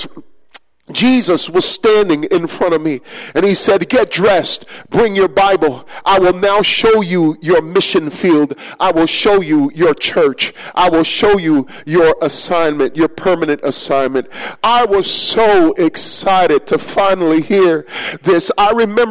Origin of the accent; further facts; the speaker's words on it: New York City, New York, United States; ever since I was just a little kid growing up in New York City